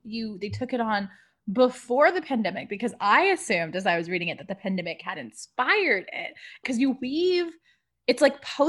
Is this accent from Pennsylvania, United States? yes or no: no; Southern California, United States; moved away as an adult; also born or lived in Eugene, Oregon; I'm from Southern California